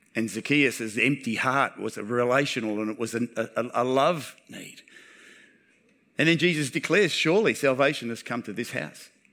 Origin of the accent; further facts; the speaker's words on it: Townsville, Queensland, Australia; I'm a local